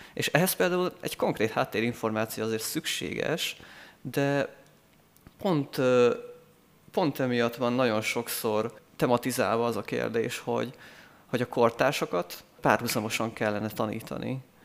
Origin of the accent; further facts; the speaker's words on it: Eger, Heves, Hungary; én világéletemben itt éltem Egerben, itt születtem, és itt is nőttem föl, itt járok egyetemre